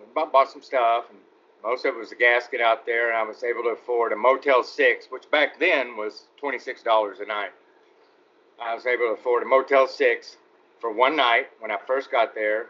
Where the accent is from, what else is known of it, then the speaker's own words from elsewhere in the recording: Arlington, Texas, United States; moved away; also born or lived in Gilmer, Texas / Los Angeles; I grew up in Arlington, but a lot of my early childhood was in Gilmer